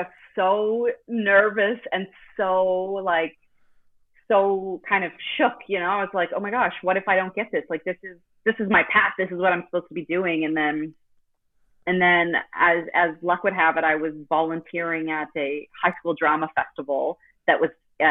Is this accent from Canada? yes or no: yes; Halifax, Nova Scotia, Canada; in my hometown in Nova Scotia in Canada, in the city called Halifax